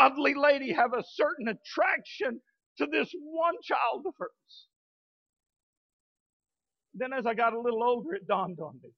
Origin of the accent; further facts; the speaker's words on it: Midland, United States; now in Fort Smith, United States; growing up in the Baptist, Free Will Baptist Church in Midland